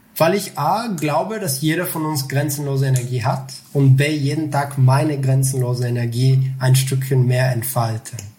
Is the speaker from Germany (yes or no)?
no; Bulgaria; moved away as an adult; Also ich komme aus Bulgarien. Ich habe mhm. bis 19 Jahre dort gelebt.